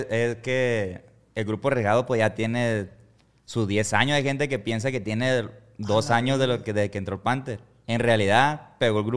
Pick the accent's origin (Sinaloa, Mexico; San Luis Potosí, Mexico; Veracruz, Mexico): Sinaloa, Mexico; Costa Rica; somos de Costa Rica nosotros y ahí en el rancho, la neta, pues ahí nomás quiere, la mayoría nomás quieren chambear ahí, pues no se quieren salir del rancho.